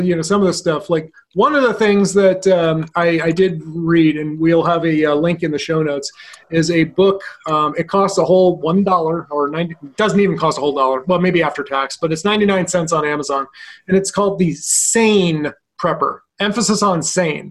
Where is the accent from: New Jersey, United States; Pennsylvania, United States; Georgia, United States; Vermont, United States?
Vermont, United States; in my home state of Vermont